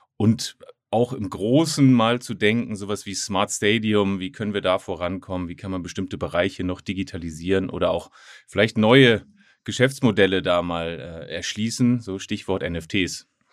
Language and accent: German; Hamburg, Germany; ich bin Hamburger